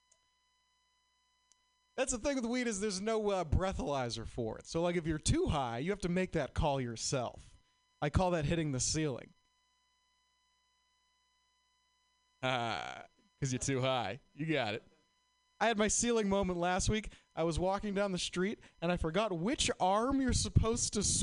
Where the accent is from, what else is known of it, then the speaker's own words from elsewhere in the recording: Boston, Massachusetts, United States; moved away; I'm from Boston